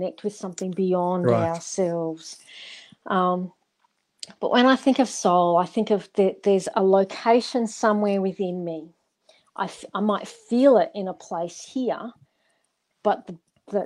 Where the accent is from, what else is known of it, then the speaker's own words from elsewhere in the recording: Darling Downs, Queensland, Australia; as a young person when we were growing up on the Darling Downs